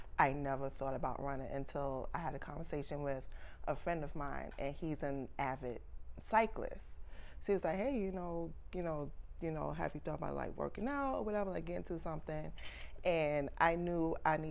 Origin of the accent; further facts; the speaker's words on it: New York City, New York, United States; I'm born and raised in Brooklyn, New York.